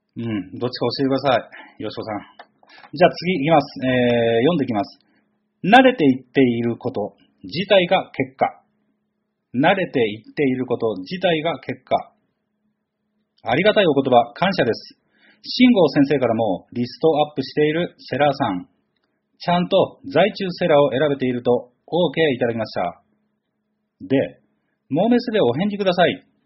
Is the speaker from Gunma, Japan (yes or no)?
no; Chigasaki, Kanagawa, Japan; 育ちは神奈川県茅ヶ崎市でございます。